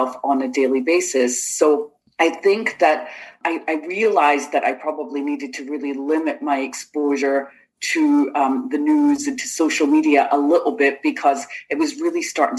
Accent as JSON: {"language": "English", "town": "Rutherglen", "region": "Scotland", "country": "United Kingdom", "tie": "born or raised there", "also_born_or_lived": "Lochgilphead, Scotland / Italy / England", "moved": "as an adult", "lives_now": "Florida, United States", "said": "I grew up in Rutherglen and Lochilphead both. So I had like a little bit of the city and a little bit of the country there in Scotland"}